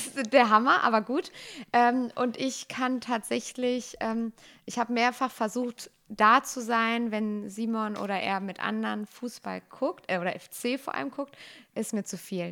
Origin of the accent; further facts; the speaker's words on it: Bechen, North Rhine-Westphalia, Germany; ich komme aus Bechen, also das ist in der Nähe von Bergschlappach noch weiter aufs Land und meine Eltern waren schon in der Tanzgruppe und ich dann als kleines Kind